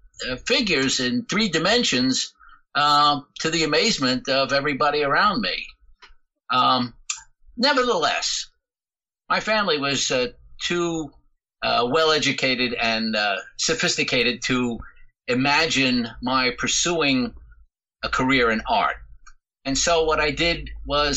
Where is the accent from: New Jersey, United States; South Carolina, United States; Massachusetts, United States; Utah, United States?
New Jersey, United States; Jersey City; now in Paterson, United States; I was born and raised in Jersey City